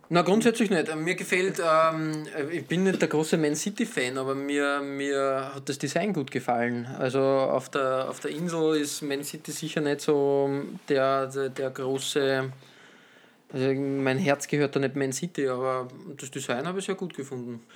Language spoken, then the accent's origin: German; Austria; als Österreicher